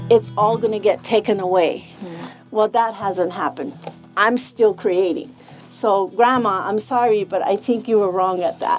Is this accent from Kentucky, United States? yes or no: no; Zuni Pueblo, New Mexico, United States; I'm from Zuni Pueblo.